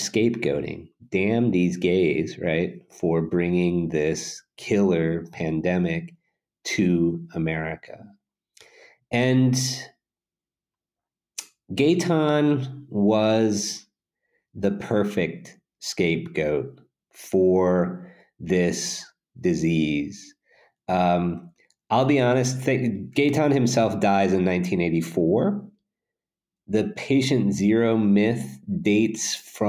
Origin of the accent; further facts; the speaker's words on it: St. Louis, Missouri, United States; my hometown in St. Louis